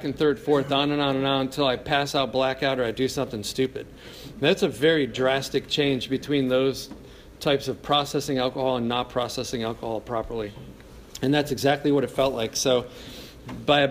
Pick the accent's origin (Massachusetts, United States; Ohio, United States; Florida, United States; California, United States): Ohio, United States; Cleveland Heights; I grew up in Cleveland Heights